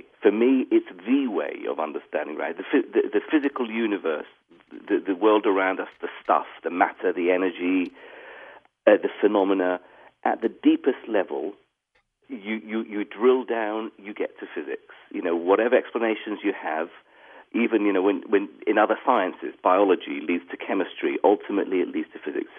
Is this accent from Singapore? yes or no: no; Iraq; first language English; moved away; also born or lived in Baghdad; I grew up in Iraq at a time when, you know, life was easier